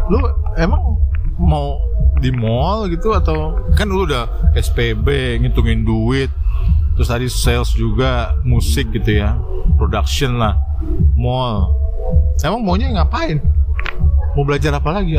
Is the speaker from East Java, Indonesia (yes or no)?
no; Jakarta, Indonesia; kita orang Betawi